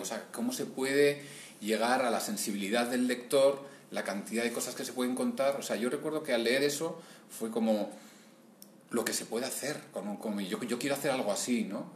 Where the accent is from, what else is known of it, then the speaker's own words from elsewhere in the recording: Bilbao, Basque Country, Spain; yo soy de Bilbao y en Bilbao y en mi entorno, o sea, el cómic era como algo que no existía más que para leer